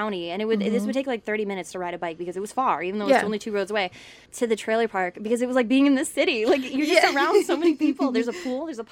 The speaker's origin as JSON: {"language": "English", "town": "Essex", "region": "Ontario", "country": "Canada", "said": "I make friends in Windsor and I tell people I'm from Essex"}